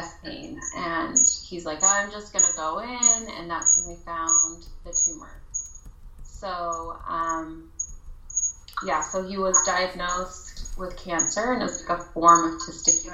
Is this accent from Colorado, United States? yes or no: yes; Colorado, United States; I'm actually from Colorado. Grew up there